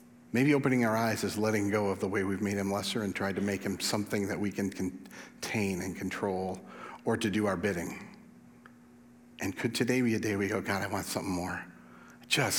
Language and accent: English; West Michigan, United States; I'm from West Michigan.